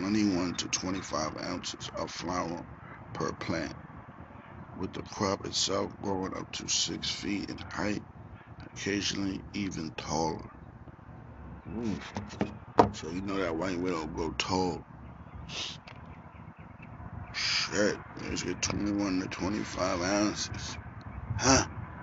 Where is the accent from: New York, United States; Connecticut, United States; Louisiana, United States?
New York, United States; Staten Island; Yeah, I was born and raised in Staten Island, you know what I mean?